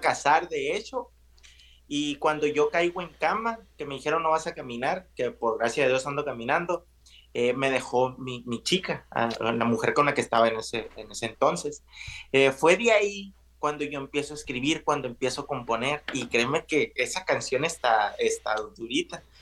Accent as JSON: {"language": "Spanish", "area": "a village near Navojoa", "region": "Sonora", "country": "Mexico", "moved": "yes", "said": "yo soy de un pueblo cerca de Navojoa, un pueblo de, ¿qué te gusta?, de mil habitantes"}